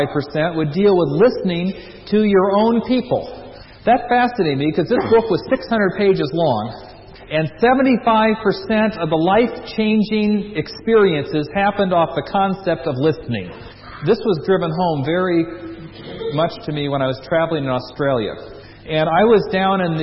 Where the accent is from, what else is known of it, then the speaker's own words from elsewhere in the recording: United States; As an American